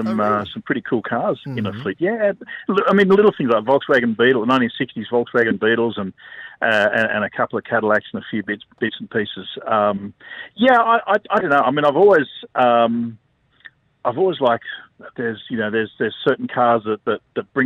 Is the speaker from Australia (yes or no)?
yes; Australia